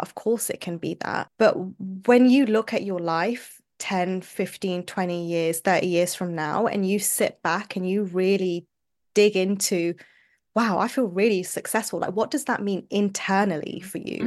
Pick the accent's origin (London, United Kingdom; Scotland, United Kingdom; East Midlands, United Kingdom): London, United Kingdom; moved away as an adult; now in Manchester, United Kingdom; I was born and brought up in London, U K.